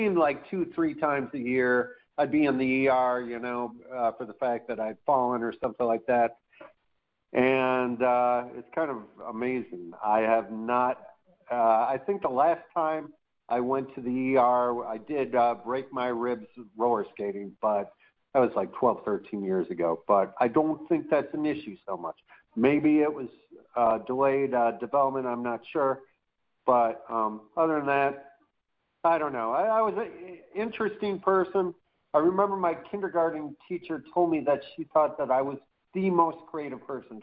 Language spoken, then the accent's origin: English; Chicago, Illinois, United States; now in Boynton Beach, United States; I was born and raised in Chicago. I'm currently living in Boynton Beach, Florida